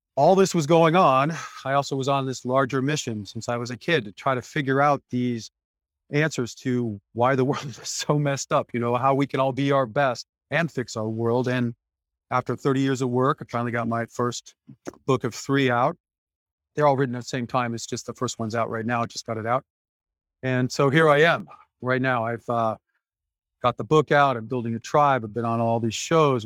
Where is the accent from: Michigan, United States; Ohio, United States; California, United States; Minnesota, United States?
Michigan, United States; Detroit; I was born in Detroit, Michigan in 1966 to parents fighting for the civil rights movement.